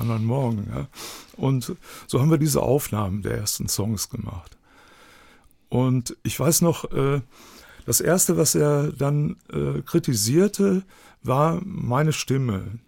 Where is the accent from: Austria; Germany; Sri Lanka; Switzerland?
Germany; Dortmund, North Rhine-Westphalia; accent: Ruhrpott; ich bin gebürtiger Dortmund